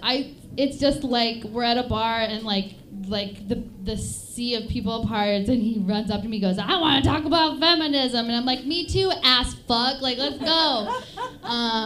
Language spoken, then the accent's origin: English; Bayfield, Wisconsin, United States; moved away; I'm from a very small town in Wisconsin. It's called Bayfield, Wisconsin.